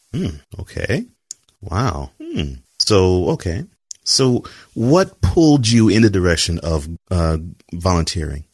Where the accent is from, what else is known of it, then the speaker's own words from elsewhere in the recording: Texas, United States; you're speaking to a fellow Texan